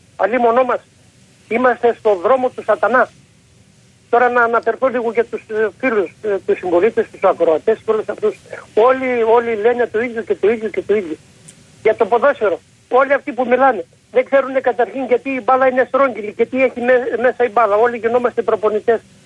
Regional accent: Trikala, Thessaly, Greece; Επάνω στο χωριό μου

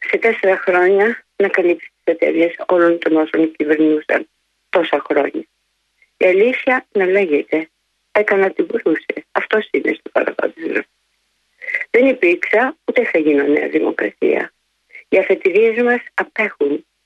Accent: Greece; Δεν είμαστε μετανάστε στην πατρίδα μας. Είμαστε Έλληνες και ερχόμαστε από πολύ μακριά.

